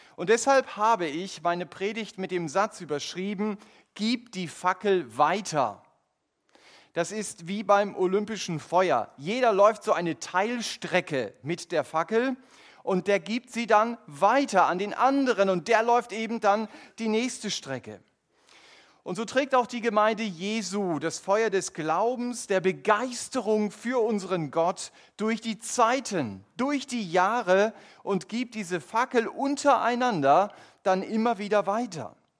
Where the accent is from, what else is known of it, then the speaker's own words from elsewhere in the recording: Germany; unser Fokus als Deutsche